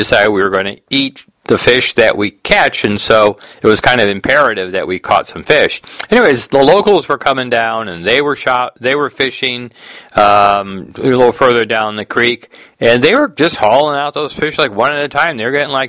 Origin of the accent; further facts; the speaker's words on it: Detroit, Michigan, United States; we're from Detroit